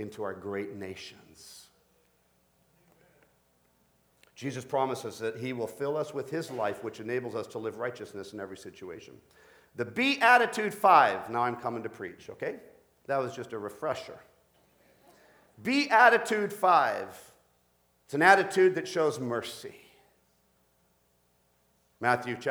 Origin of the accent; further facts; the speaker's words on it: Colombia; now in Canada; as a Canadian to visit my own birth country of Colombia.